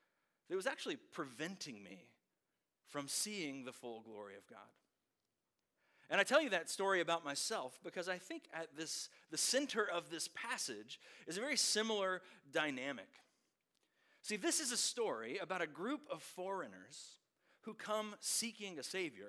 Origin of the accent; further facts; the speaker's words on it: Winston-Salem, North Carolina, United States; I grew up in Winston-Salem, not too far from here